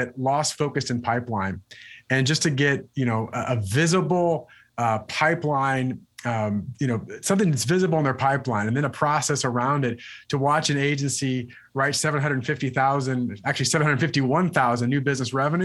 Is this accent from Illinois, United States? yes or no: yes; Illinois, United States; also born or lived in Wisconsin; moved on to another agency in Illinois, which is my home state